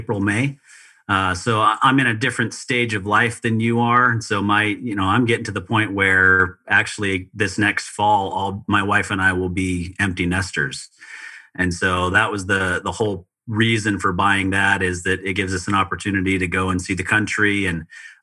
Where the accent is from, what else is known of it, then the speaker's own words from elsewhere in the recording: Utah, United States; now in Phoenix, United States; I grew up in Utah